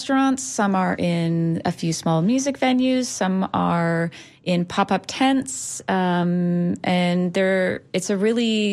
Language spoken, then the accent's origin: English; Ottawa, Ontario, Canada; moved away as an adult; now in St. Petersburg, United States; I owned a coffee shop for 8 years in my hometown of Ottawa